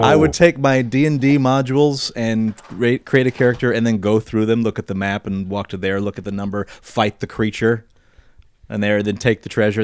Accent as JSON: {"language": "English", "region": "Midwest", "country": "United States", "tie": "born or raised there", "said": "growing up in the Midwest"}